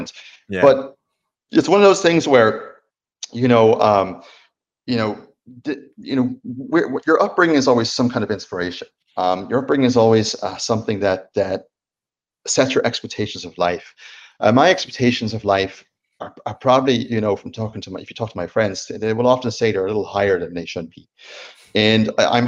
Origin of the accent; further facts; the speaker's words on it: Dublin, Leinster, Ireland; also born or lived in Sweden / New York; now in Napa Valley, United States; growing up in Ireland